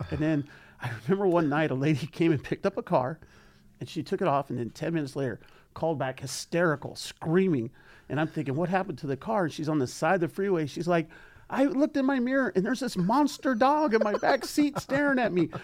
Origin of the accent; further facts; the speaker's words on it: San Fernando Valley, California, United States; we are from San Fernando Valley